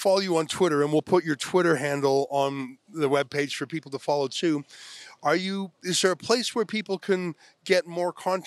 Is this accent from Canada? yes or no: yes; Canada; I'm not even American myself. I'm Canadian.